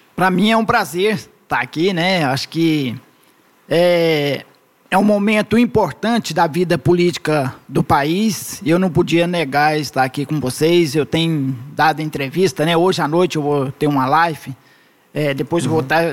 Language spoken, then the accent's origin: Portuguese; Trindade, Goiás, Brazil; Eu, então, nasci lá nesse povoado do Cedro. Vim para Trindade, continuei meus estudos